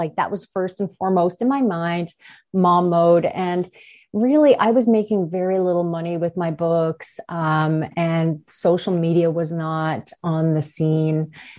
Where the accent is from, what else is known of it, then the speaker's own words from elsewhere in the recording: Newfoundland and Labrador, Canada; We are from Newfoundland, and we were in a small town.